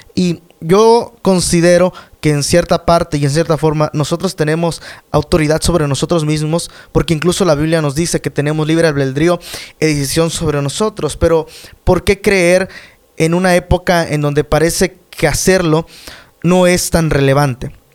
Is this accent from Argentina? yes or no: no; Mexico; en mi país